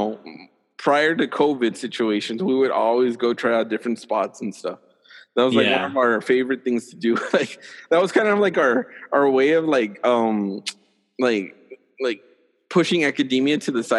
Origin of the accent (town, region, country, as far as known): El Paso, Texas, United States; moved away as an adult; also born or lived in College Station